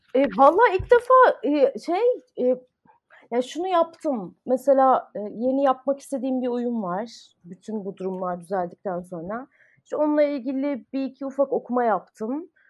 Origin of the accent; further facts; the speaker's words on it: Ankara, Turkey; moved away as an adult; also born or lived in Istanbul / United States; ben Ankara'da doğdum. Ee, lise sona kadar Ankara'daydım. Ondan sonra uluslararası ilişkiler okumak üzere İstanbul'a taşındım.